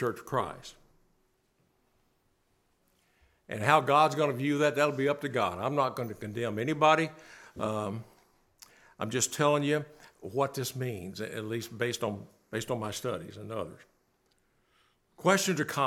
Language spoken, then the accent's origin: English; Bowling Green, Kentucky, United States; As a kid growing up in Bowling Green, Kentucky